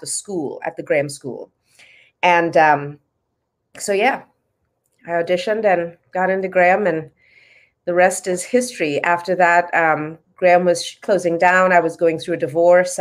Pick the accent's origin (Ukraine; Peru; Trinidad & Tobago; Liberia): Trinidad & Tobago; I grew up in Trinidad in the Caribbean